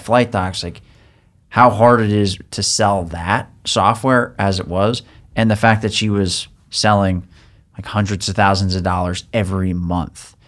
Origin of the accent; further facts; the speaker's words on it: Long Island, New York, United States; growing up on Long Island